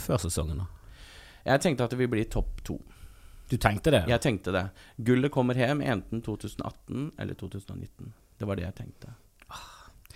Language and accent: Norwegian; Eastern Norway, Norway; now in Bergen, Norway; Jeg er fra Østlandet, så kanskje østbergenser. Altså jeg på en måte er født østlending